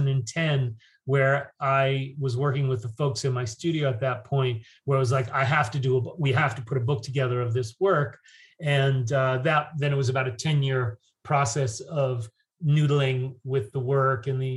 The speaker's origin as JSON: {"language": "English", "region": "New York", "country": "United States", "also_born_or_lived": "London / San Francisco", "moved": "as an adult", "said": "I'm from New York"}